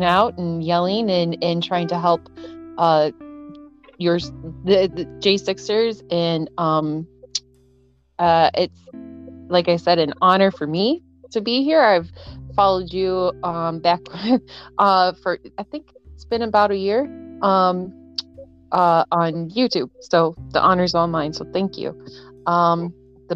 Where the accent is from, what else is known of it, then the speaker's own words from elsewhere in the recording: Rochester, Minnesota, United States; I grew up in Rochester, Minnesota